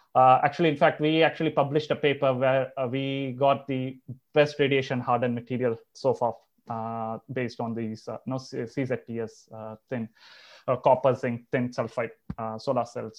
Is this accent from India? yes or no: yes; Chennai, Tamil Nadu, India; moved away as an adult; also born or lived in Andhra Pradesh / Europe; I'm originally from Andhra. I've, I've, you know, spent all my life in Chennai until I did my bachelor's.